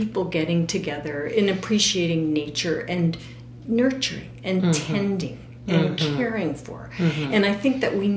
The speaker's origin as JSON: {"language": "English", "area": "Cape Cod", "region": "Massachusetts", "country": "United States", "tie": "born or raised there", "moved": "yes", "lives_now": "Seattle, United States", "said": "growing up in Cape Cod with a sea captain for a father"}